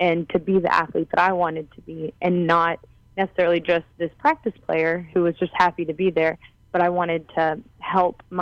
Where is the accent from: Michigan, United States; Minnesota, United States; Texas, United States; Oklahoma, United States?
Oklahoma, United States; also born or lived in Hawaii; we moved to Oklahoma when I was very young. And so I really grew up in Oklahoma